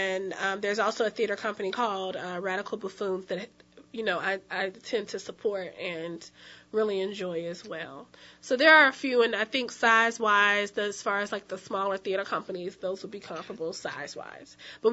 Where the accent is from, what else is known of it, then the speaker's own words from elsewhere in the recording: North Carolina, United States; now in New Orleans, United States; I'm originally from North Carolina.